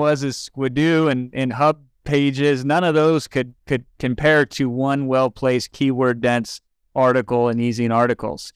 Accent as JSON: {"language": "English", "region": "Iowa", "country": "United States", "tie": "born or raised there", "also_born_or_lived": "California", "moved": "as an adult", "lives_now": "Los Angeles, United States", "said": "I moved out there from Iowa, but born in eighty-three. So I lived a majority of my life thus far in Iowa"}